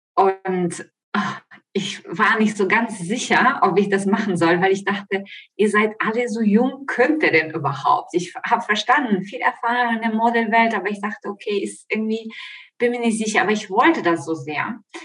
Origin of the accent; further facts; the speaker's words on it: Ukraine; German is a second language; moved away as an adult; also born or lived in Italy / Spain; now in Offenbach, Germany; ich komme aus der Ukraine, wie man vielleicht das hört an meinem Akzent, lebe aber seit 20 Jahren in Deutschland